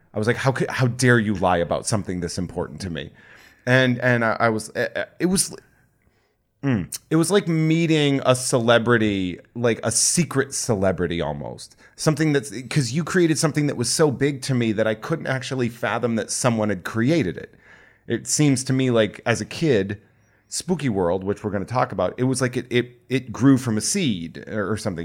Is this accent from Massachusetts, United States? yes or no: yes; Worcester, Massachusetts, United States; I'm from the Worcester area